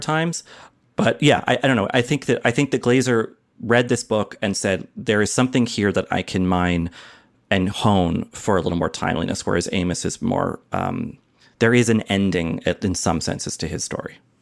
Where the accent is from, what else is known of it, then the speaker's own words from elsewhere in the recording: United States; as an American